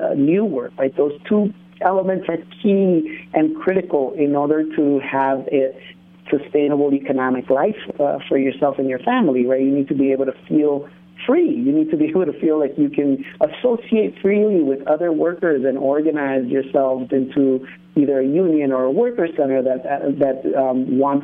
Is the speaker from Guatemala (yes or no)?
yes; Quetzaltenango, Guatemala; now in United States; I came here from Guatemala